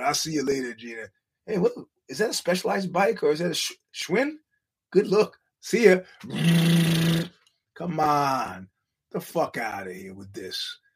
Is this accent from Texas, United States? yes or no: no; New York, United States; as a New Yorker